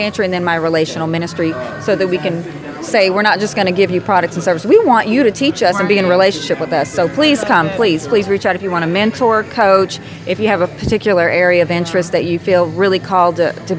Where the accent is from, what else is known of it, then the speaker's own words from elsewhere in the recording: Dallas, Texas, United States; And I'm from Dallas